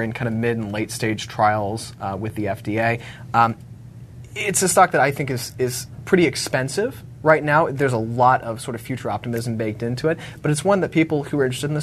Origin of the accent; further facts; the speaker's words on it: Richmond, Virginia, United States; my hometown of Richmond, Virginia